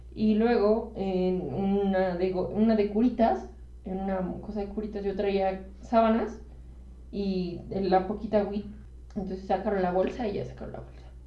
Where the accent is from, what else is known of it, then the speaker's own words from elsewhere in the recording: Mexico; cuando digo que soy mexicana, sí me siento parte de algo